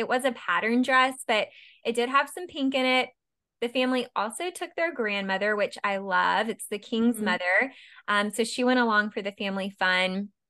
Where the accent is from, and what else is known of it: United States; accent: American